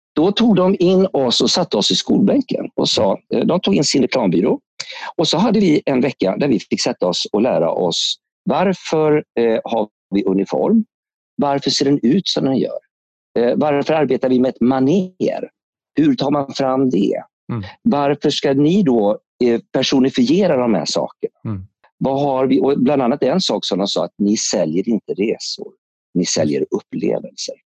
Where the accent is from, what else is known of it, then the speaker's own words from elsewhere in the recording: Alingsås, Västra Götaland, Sweden; moved away; also born or lived in Stockholm / Spain; jag kommer från Alingsås från början